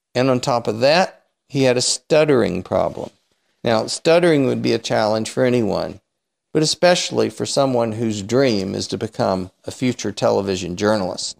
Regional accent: Apex, North Carolina, United States; now in Houston, United States; I grew up in Apex, of course, but I've lived the last few decades in Houston, Houston, Texas

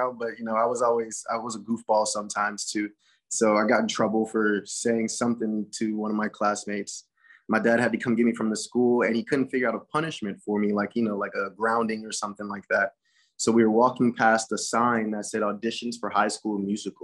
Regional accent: New Orleans, Louisiana, United States; also born or lived in St. Charles Parish, Louisiana; I grew up in New Orleans, but my mom really wasn't a fan of the educational system. So then she moved us to St. Charles Parish

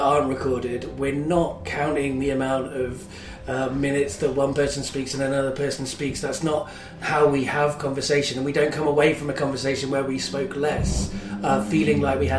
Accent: London, United Kingdom; accent: London; had a much more London accent than I have now.

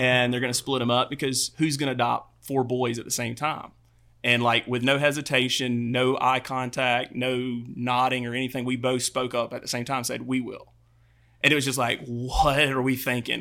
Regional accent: Albany, Georgia, United States; I'm from Albany, Georgia

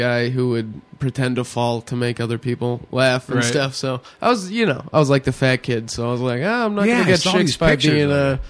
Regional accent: Sylvan Lake, Alberta, Canada; I was born and raised in Sylvan until I was about 18 years old.

